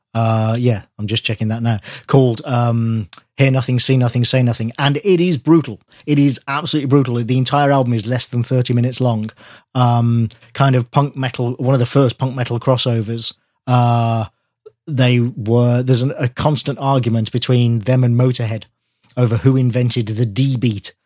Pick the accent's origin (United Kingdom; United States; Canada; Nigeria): United Kingdom; near Wales, England; I grew up near Wales